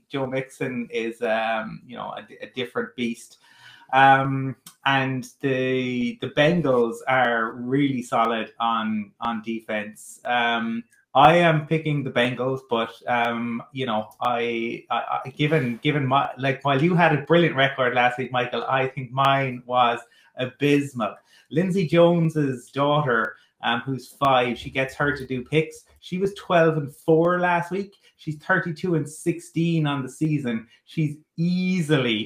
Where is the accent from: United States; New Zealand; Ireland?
Ireland; Cork, Munster; growing up in Cork in the early 90s